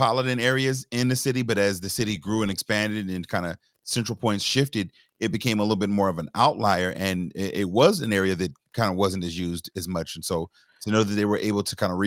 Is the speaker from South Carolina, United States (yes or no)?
yes; Charleston, South Carolina, United States; I grew up in the North Charleston area for a good early part